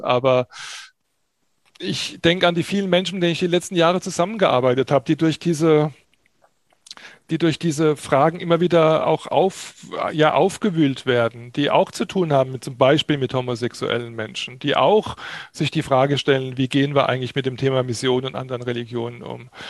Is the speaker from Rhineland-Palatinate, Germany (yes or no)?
yes; Pirmasens, Rhineland-Palatinate, Germany; also born or lived in Kassel; now in Germersheim, Germany; 1962 geboren in Pirmasens in der schönen Pfalz, in der Westpfalz. Äh, dort habe ich meine Jugendsozialisation gebracht, verbracht